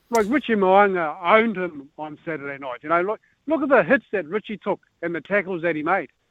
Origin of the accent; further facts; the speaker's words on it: Northland, New Zealand; moved away; I am from